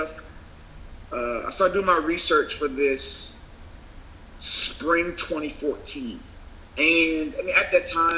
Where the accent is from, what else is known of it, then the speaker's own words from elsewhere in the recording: Maryland, United States; I'm from Maryland